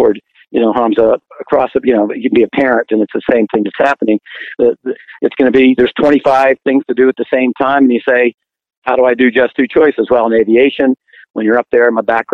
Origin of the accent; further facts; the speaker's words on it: Pittsburgh, Pennsylvania, United States; moved away; I'm actually from Pittsburgh